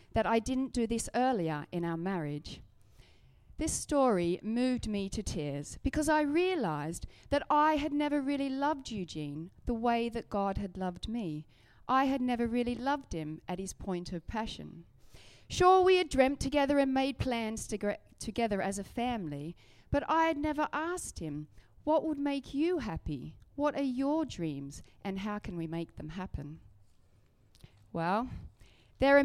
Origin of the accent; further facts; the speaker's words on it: Australia; now in Surrey, United Kingdom; I grew up riding in Australia